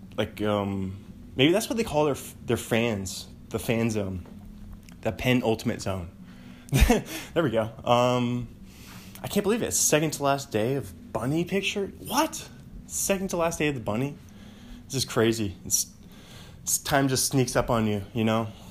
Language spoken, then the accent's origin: English; Bothell, Washington, United States; also born or lived in Pullman, Washington; the home I grew up in in Bothell, our home, my, the only home I ever new